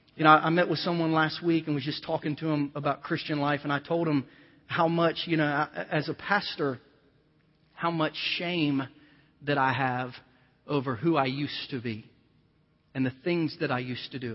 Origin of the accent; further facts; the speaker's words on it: Ohio, United States; moved away as an adult; I was born and raised in Ohio